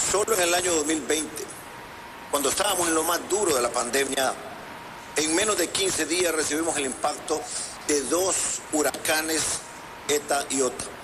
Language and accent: Spanish; Honduras; En mi país, Honduras